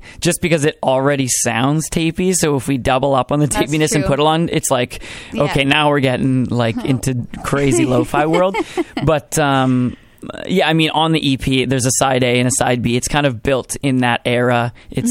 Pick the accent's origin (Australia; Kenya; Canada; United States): Canada; Brandon, Manitoba; moved away as an adult; now in Winnipeg, Canada; I grew up in Brandon, Manitoba.